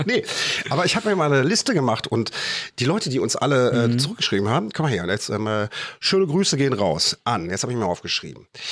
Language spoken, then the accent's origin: German; Germany; bei uns in Deutschland